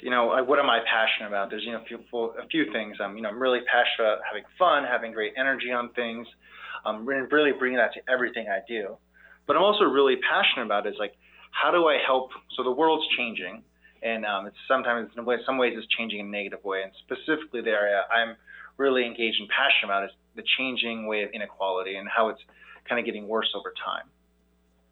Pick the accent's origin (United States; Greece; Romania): United States; Hawaii; being born and raised in Hawaii